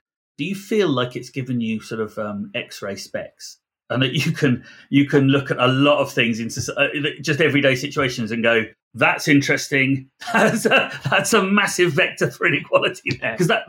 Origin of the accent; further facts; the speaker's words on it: United Kingdom; we're very British, we don't talk about pay, everybody pay is very secret